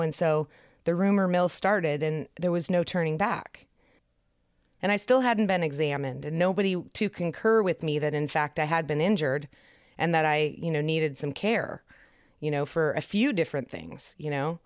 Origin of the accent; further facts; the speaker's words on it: San Francisco, California, United States; moved away; I was from San Francisco